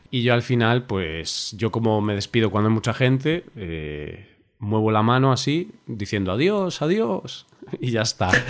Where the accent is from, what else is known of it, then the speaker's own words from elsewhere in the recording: Spain; also born or lived in Poland; Nosotros, como buenos españoles, pues a las chicas siempre damos dos besos.